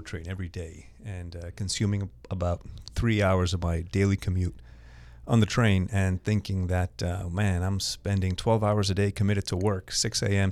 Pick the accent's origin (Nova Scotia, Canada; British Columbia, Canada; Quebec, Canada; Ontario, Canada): Quebec, Canada; Montreal; also born or lived in Toronto, Canada; I was born in Montreal